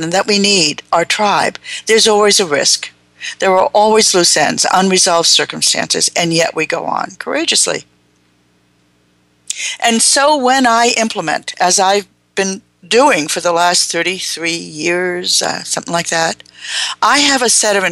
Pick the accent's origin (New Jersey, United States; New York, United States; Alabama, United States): New Jersey, United States; Long Branch; moved away; I was a young person growing up in New Jersey in an Italian Jewish community that had all of what's wrong with those two groups in a concentrated area called Long Branch, New Jersey